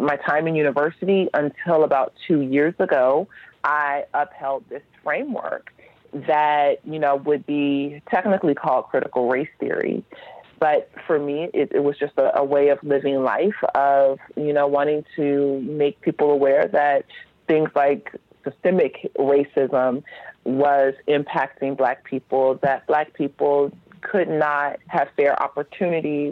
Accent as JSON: {"language": "English", "town": "Los Angeles", "region": "California", "country": "United States", "tie": "born or raised there", "said": "I grew up in Los Angeles"}